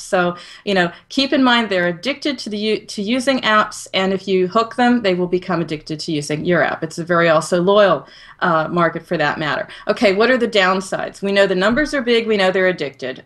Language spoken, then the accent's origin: English; United States; as an American